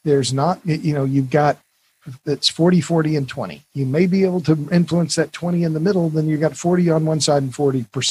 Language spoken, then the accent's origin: English; Tulsa, Oklahoma, United States; I'm from Oklahoma. Tulsa's my hometown.